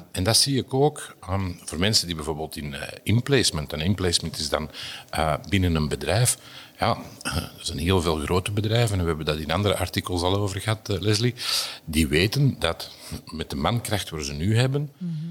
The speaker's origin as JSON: {"language": "Dutch", "town": "Antwerp", "region": "Flanders", "country": "Belgium", "said": "Bij ons in Antwerpen"}